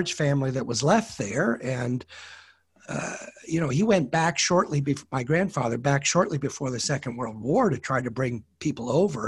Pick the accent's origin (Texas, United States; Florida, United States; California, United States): California, United States; Berkeley; now in Toronto, Canada; I grew up in Berkeley, California